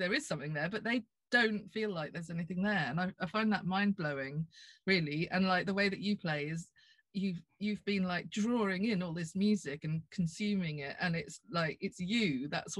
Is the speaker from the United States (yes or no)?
no; Norfolk, East of England, United Kingdom; I come from Norfolk